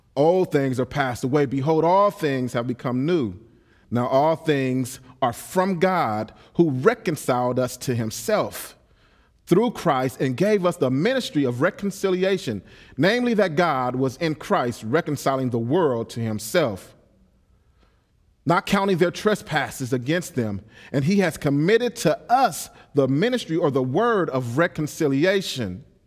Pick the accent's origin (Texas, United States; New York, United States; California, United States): California, United States; Los Angeles; I'm a pit bull from South Central Los Angeles